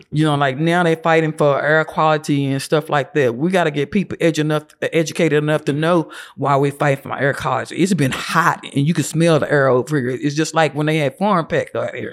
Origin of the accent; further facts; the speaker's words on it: Lubbock, Texas, United States; moved away as an adult; also born or lived in Phoenix, Arizona; I grew up in Lubbock.